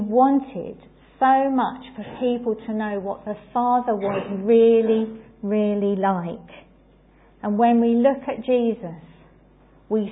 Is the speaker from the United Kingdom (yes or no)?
yes; England, United Kingdom; as English people